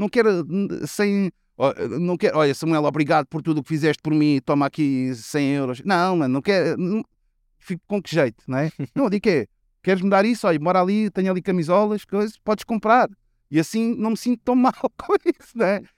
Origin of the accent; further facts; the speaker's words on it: Lisbon, Portugal; Se eu disser que sou de Chelas, vou dizer que sou de, do Oriente